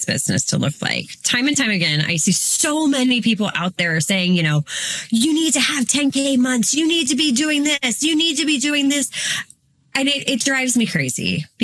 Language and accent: English; Northeast Ohio, United States; I am a mom from Northeast Ohio